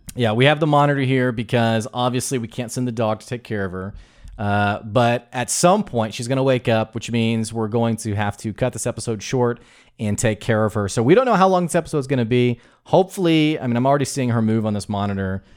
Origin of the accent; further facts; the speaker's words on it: the South, United States; accent: Southern drawl; I'm from the South